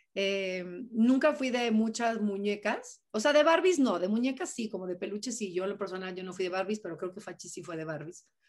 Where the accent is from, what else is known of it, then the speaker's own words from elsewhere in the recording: Mexico; somos mexicanos